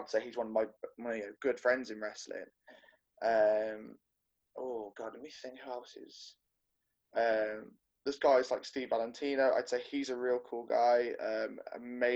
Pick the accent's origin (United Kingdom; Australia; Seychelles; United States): United Kingdom; Coventry, West Midlands; now in Burbage, United Kingdom; From Coventry, England, but I am now residing from Burbage, Hinckley, Leicestershire.